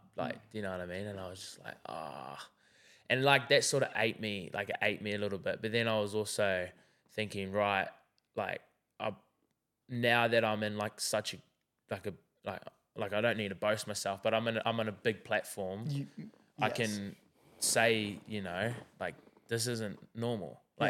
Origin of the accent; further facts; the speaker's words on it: New Zealand; And for me, like, I'm like being from New Zealand, I know that like, you know, suicide in New Zealand, like we're in very, very high numbers.